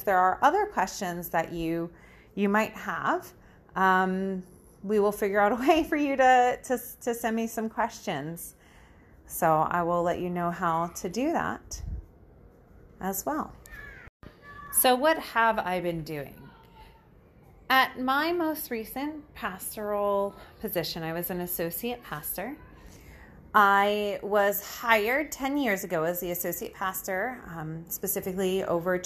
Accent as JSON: {"language": "English", "country": "United States", "moved": "as an adult", "lives_now": "Ontario, Canada", "said": "I am actually American. I'm from the States."}